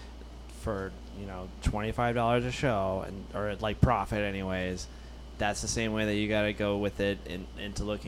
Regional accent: Kentucky, United States; moved away; I'm from Kentucky

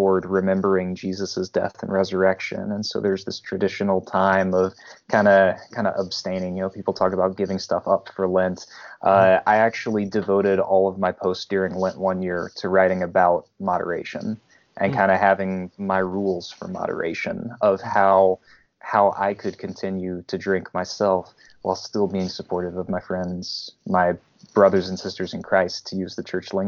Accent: Memphis, Tennessee, United States; moved away; also born or lived in Columbus area; as a native Southerner, mm-hmm. I'm from Memphis, Tennessee originally

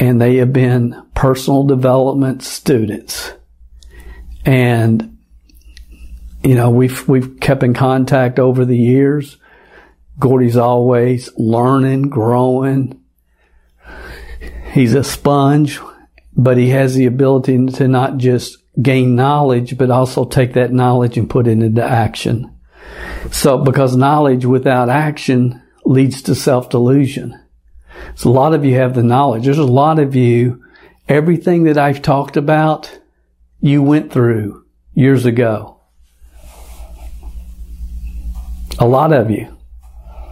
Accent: Kentucky, United States; moved away; I haven't gone back to Kentucky, my home state, yet.

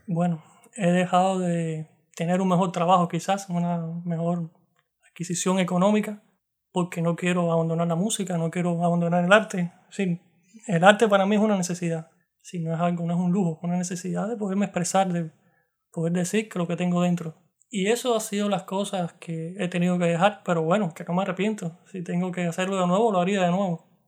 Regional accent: Cuba; moved away as an adult; un cubano tocando citar

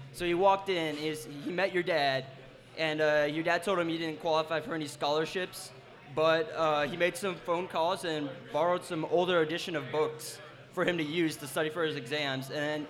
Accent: Panama City, Florida, United States; moved away as an adult; now in Cincinnati, United States; I'm not actually from here. I'm from Panama City, Florida. So I went to this small school called North Bay Haven.

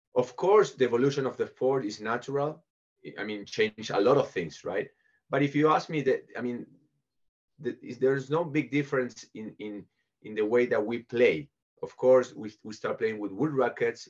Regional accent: Buenos Aires, Argentina; moved away as an adult; I was born in Buenos Aires in Argentina, so I went to an English school and an English uh, club

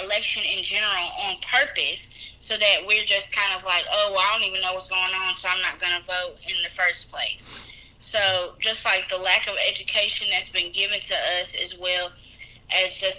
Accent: Memphis, Tennessee, United States; I'm from Memphis, Tennessee

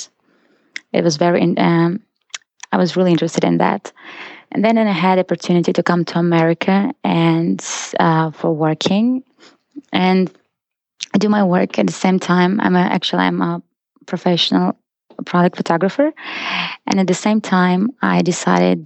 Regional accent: Izhevsk, Udmurtia, Russia; English is a second language; moved away as an adult; also born or lived in South Korea; now in United States; I was born in Russia and in a small city called Ijevsk.

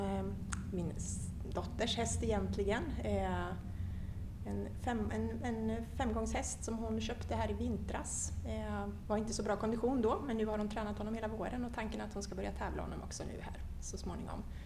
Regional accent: Linköping, Östergötland, Sweden; moved away as an adult; also born or lived in Stockholm; now in Ekerö, Sweden; jag är född och uppvuxen i Linköping. Eh, bodde där tills jag var 19, flyttade till Stockholm, har varit i Stockholm sedan dess

